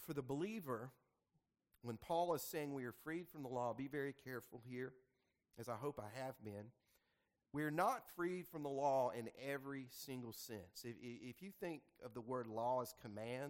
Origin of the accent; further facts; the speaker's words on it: the Delta, Mississippi, United States; moved away; also born or lived in Jackson, Mississippi; I was born and raised in the Delta